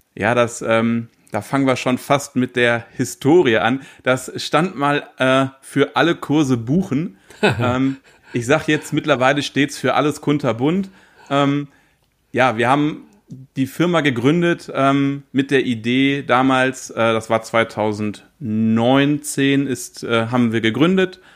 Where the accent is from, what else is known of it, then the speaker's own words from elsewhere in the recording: Paderborn, North Rhine-Westphalia, Germany; ich komme aus Paderborn oder in der Nähe von Paderborn